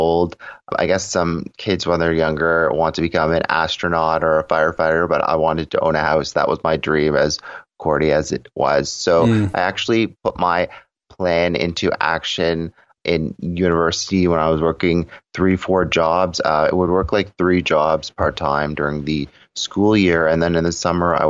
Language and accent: English; Toronto, Ontario, Canada; I was born and raised in Toronto, Ontario